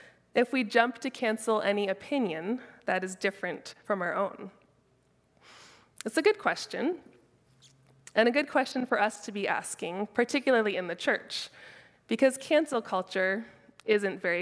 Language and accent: English; Keswick, Ontario, Canada; I'm from Keswick, but Keswick isn't super country